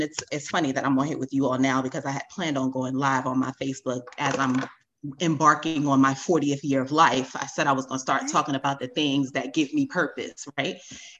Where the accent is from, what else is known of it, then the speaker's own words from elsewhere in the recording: United States; moved away as an adult; also born or lived in Baltimore; I'm from New York. Like, we see it all the time.